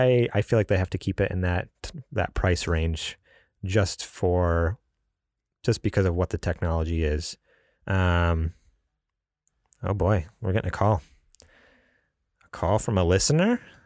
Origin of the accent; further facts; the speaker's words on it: New York, United States; moved away; also born or lived in California; I'm from New York, you know, the Big Apple.